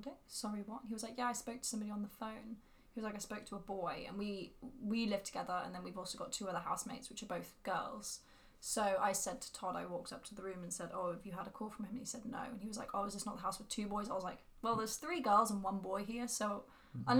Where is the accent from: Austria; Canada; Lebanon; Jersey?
Jersey; moved away; growing up in Jersey